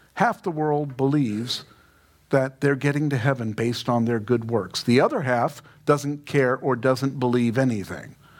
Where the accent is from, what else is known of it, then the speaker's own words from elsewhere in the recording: New York City, New York, United States; I grew up in Queens